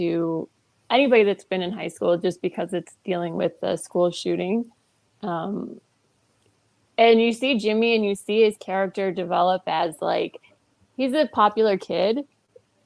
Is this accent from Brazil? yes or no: no; Canada; being Canadian